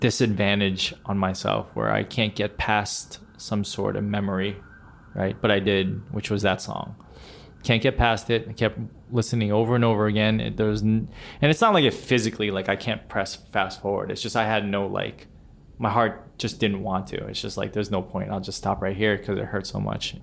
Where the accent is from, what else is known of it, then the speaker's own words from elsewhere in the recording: central Pennsylvania, United States; now in New York City, United States; my hometown in central Pennsylvania